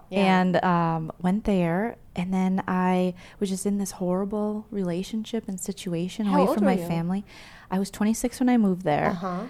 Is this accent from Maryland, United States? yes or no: no; Minnesota, United States; I'm from Minnesota